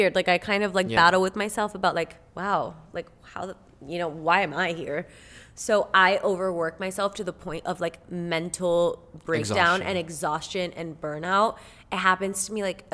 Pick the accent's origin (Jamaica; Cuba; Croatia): Cuba; English is a second language; now in United States; I was born in Cuba